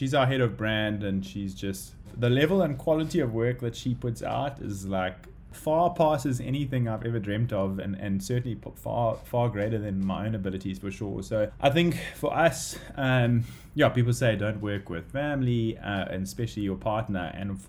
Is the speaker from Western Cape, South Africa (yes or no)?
no; Durban, KwaZulu-Natal, South Africa; now in Cape Town, South Africa; you know, we're from Durban, we don't have our parents up here and stuff like that, so it's all sort of we have to do it ourselves. I mean, lucky we're living in Sea Point